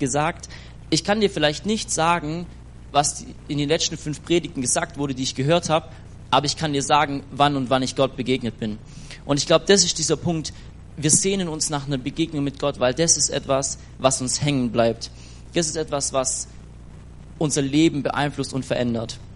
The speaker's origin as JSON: {"language": "German", "town": "Schwäbisch Gmünd", "region": "Baden-Württemberg", "country": "Germany", "said": "ich komme aus"}